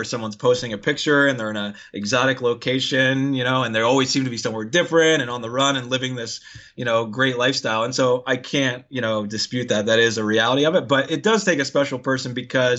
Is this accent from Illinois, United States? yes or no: no; Philadelphia, Pennsylvania, United States; moved away as an adult; also born or lived in Virginia / California / Colorado; now in Hawaii, United States; I grew up in Philly